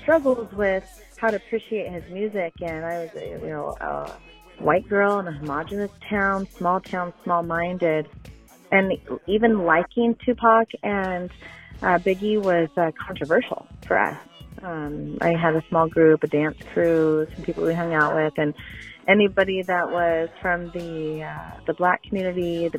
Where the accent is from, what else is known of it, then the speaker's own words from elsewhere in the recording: Camas, Washington, United States; I'm calling from Camas, Washington.